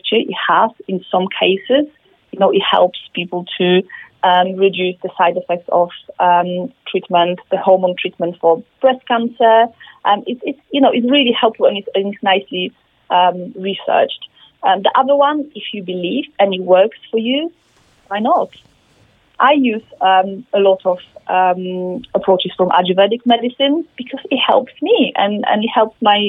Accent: Poland; now in United Kingdom; I'm from Poland, like yourself, and we're not very far from UK when I'm based

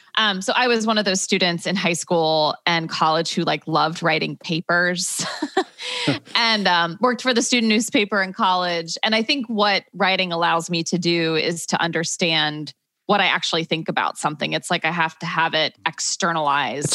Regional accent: Dayton, Ohio, United States; moved away as an adult; also born or lived in Michigan / Chicago; now in Brooklyn, United States; I grew up in Dayton, Ohio

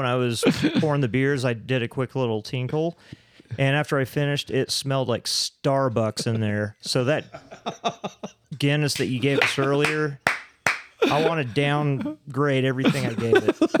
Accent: Oklahoma, United States; now in Nevada, United States; I'm from Oklahoma.

